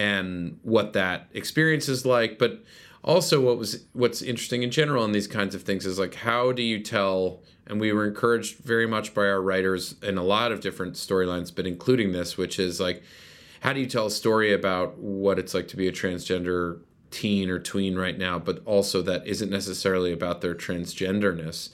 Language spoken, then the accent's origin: English; Westchester, New York, United States; also born or lived in White Plains; I grew up in Westchester